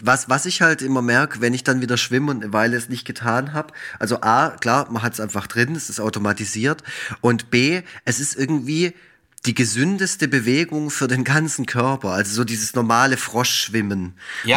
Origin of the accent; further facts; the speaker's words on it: Black Forest, Baden-Württemberg, Germany; ich komme ja aus dem Schwarzwald